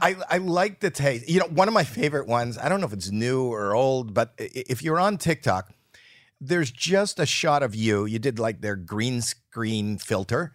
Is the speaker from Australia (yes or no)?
no; Canada; I'm Canadian